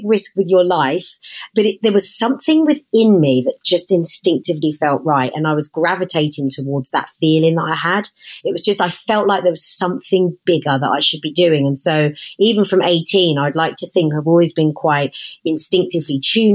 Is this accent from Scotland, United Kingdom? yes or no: no; Hertfordshire, East of England, United Kingdom; growing up in Hertfordshire